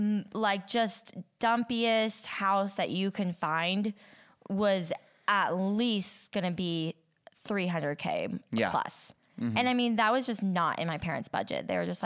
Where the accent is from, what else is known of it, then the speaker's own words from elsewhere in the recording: Idaho, United States; moved away as an adult; now in California, United States; come from Idaho